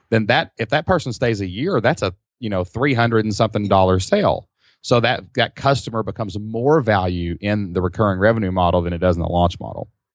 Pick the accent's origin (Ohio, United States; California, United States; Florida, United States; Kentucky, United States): Kentucky, United States; We're simple people from Kentucky